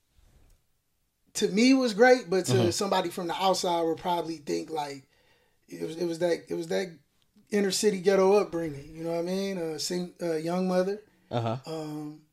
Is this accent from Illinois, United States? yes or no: no; Milwaukee, Wisconsin, United States; growing up in Milwaukee was like, it was great